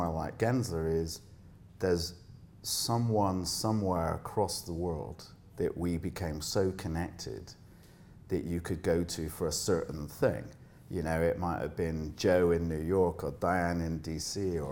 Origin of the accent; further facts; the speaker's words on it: Bristol, South West England, United Kingdom; moved away as an adult; now in Dubai, United Arab Emirates; I grew up in Bristol in the UK